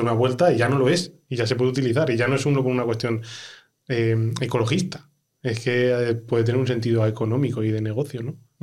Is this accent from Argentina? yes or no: no; Ávila, Castile and León, Spain; soy de Ávila